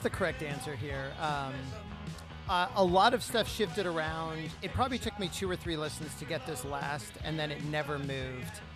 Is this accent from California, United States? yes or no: yes; San Diego, California, United States; I grew up in San Diego